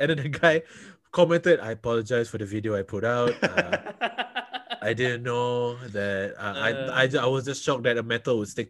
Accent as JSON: {"language": "English", "country": "Singapore", "said": "I am from Singapore."}